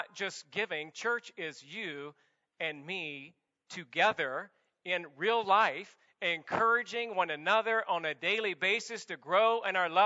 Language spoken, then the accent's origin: English; the South, United States; now in Santa Clarita, United States; I'm from the South